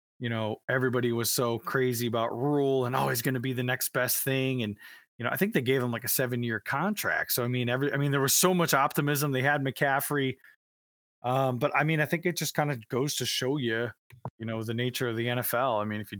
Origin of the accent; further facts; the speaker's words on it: Cleveland, Ohio, United States; I'm actually from Cleveland